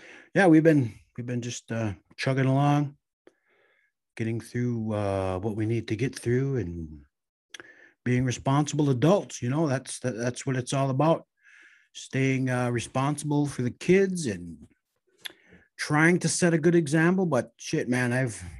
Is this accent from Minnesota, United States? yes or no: yes; Red Lake, Minnesota, United States; growing up in Red Lake, raising a family